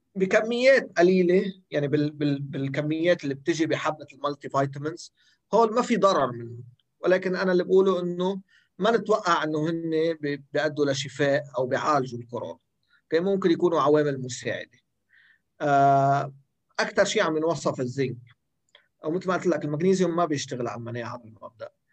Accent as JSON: {"language": "Arabic", "country": "Lebanon", "said": "عندنا بلبنان"}